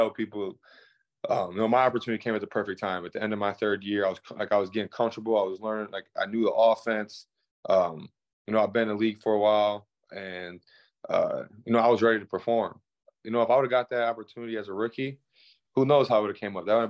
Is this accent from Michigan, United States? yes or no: yes; Michigan, United States; I'm from Michigan